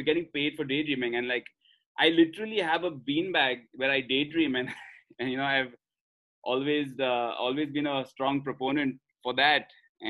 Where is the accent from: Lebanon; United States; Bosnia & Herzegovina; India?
India; accent: Indian; We both are Australian, as you can tell from my Indian accent.